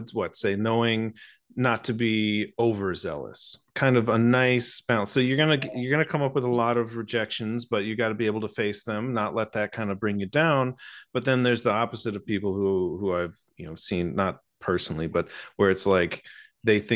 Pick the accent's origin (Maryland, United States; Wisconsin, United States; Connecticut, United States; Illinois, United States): Illinois, United States; Chicago; I grew up in Chicago, so sketch comedy was something that was like part of the culture.